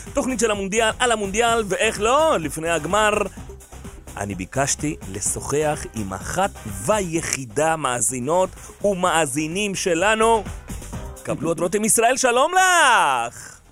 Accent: Uruguay; now in Israel; אני מאורוגוואי

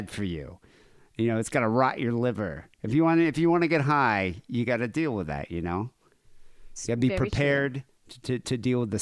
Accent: United States; I'm American

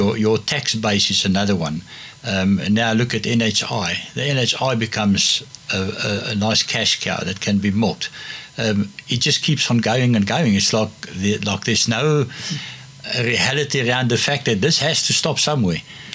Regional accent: Cape Town, Western Cape, South Africa; I'm born and bred Cape Town and I grew up in Cape Town

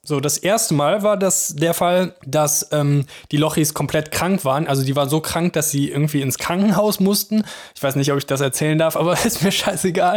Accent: Mönchengladbach, North Rhine-Westphalia, Germany; moved away as an adult; now in Cologne, Germany; in meiner Heimat, in Mönchengladbach

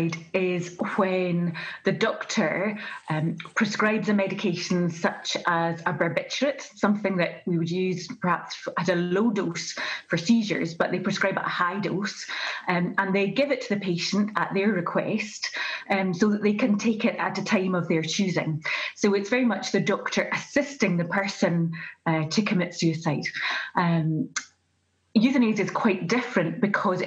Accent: Glasgow, Scotland, United Kingdom; I'm from Glasgow, from the west of Scotland.

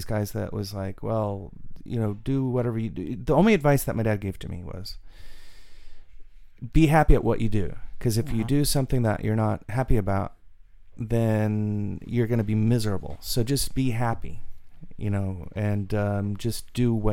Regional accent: San Jose, California, United States; I was born in San Jose

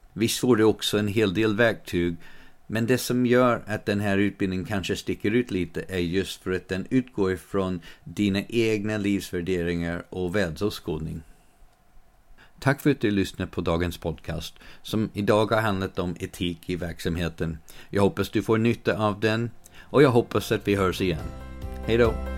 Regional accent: United States; now in Sweden; I den delen av USA där jag växte upp

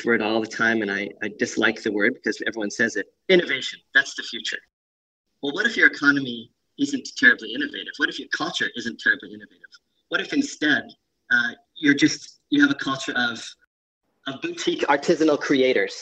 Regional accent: Canada; moved away as an adult; now in Tasmania, Australia; I grew up in Canada

